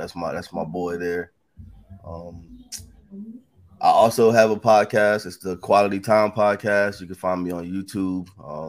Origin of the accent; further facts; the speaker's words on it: Goldsboro, North Carolina, United States; moved away; I'm originally from North Carolina, Goldsboro, to be exact. I'm 34 years old. 10 and a half years military, serving the military. I'm in the Army currently.